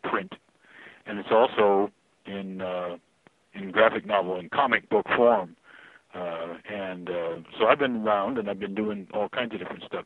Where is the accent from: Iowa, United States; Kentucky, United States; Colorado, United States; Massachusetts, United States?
Colorado, United States; Fort Collins; my hometown, which is Fort Collins